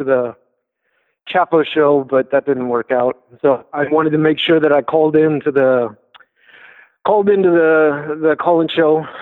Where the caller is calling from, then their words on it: France; moved away; also born or lived in Texas; from France, but I'm calling you from Texas.